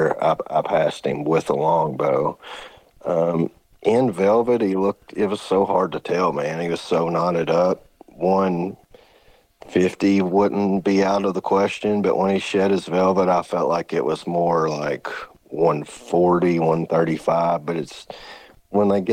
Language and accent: English; Western Kentucky, United States; I'm born and raised in Western Kentucky. It's the only place I've ever been